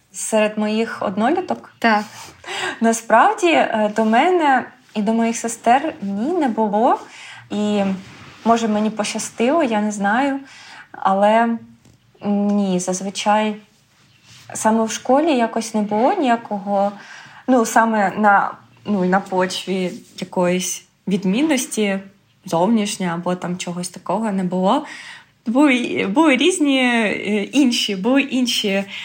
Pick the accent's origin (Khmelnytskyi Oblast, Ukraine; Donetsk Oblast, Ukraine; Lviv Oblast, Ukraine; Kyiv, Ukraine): Donetsk Oblast, Ukraine; Pokrovsk; moved away as an adult; also born or lived in Kharkiv, Ukraine; now in Graz, Austria; я народилася в Україні. В е, Донецькій області